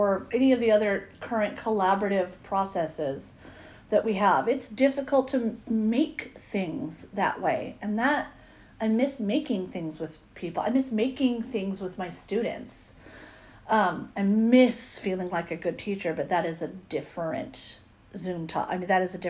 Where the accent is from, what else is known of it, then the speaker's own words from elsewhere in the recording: Visalia, California, United States; my hometown